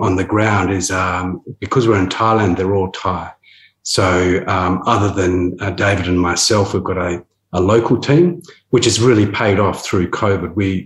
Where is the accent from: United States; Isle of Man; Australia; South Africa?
Australia; Perth, Western Australia; I grew up in Perth, and I used to work on exploration drilling rigs